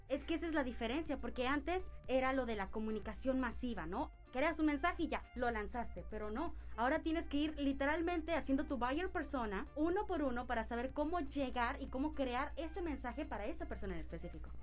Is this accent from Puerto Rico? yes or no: no; Dominican Republic; moved away as an adult; also born or lived in Mexico; now in Cancún, Mexico; yo vengo de República Dominicana, yo llegué aquí a Cancún, a México nuevamente, que fue el lugar que me vio nacer, pero no crecer